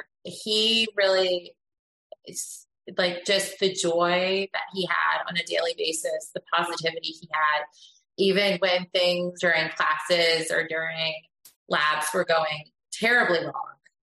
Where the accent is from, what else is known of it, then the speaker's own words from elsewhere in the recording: Philadelphia, Pennsylvania, United States; yeah, we're both from Pennsylvania. {S1} Okay. {S3} So I came from the Philadelphia side and he came from the Pittsburgh side.